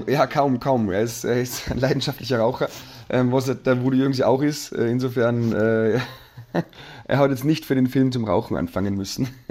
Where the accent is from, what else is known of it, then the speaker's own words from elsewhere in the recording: Salzburg, Austria; ich in Salzburg aufgewachsen bin